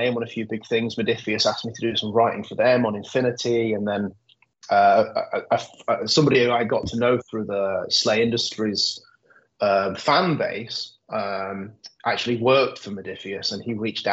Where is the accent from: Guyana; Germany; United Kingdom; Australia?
United Kingdom; Nottingham, East Midlands; I grew up in Nottingham. I was born and bred in Nottingham.